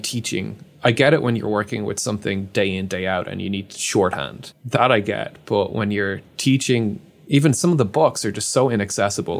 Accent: Ireland; I'm Irish

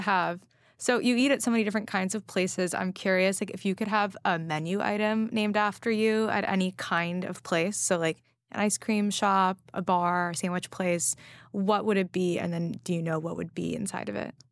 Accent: Los Angeles, California, United States; now in New York City, United States; I grew up in Los Angeles where, you know, weed was legalized

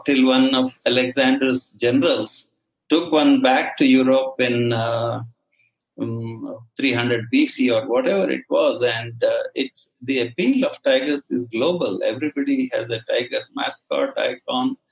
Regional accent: Mangalore, Karnataka, India; the landscape that I grew in around Mangalore and in the Western Ghats

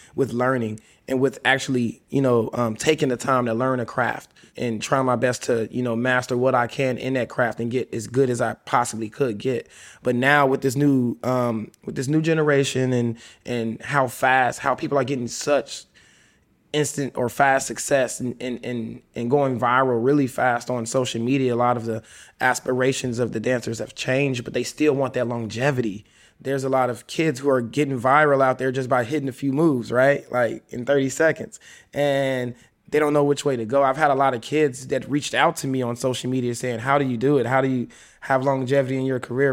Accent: Memphis, Tennessee, United States; also born or lived in Chicago; I was born in Chicago, but I was raised in Memphis. My family moved there when I was seven years old.

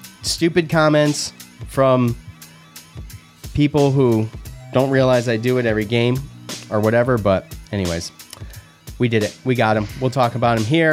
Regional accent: Syracuse, New York, United States; growing up, we didn't have much growing up in Syracuse

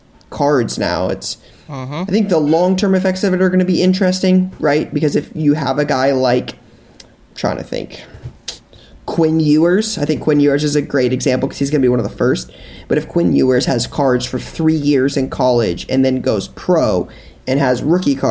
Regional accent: Columbus, Ohio, United States; being born and raised in Columbus

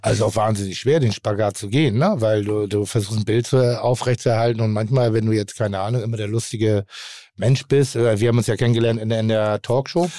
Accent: Northern Germany, Germany; ich bin Norddeutscher

